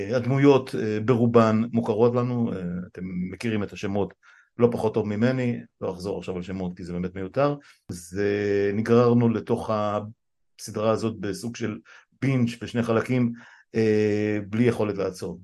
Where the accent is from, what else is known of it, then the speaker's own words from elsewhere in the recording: Israel; נולדתי בישראל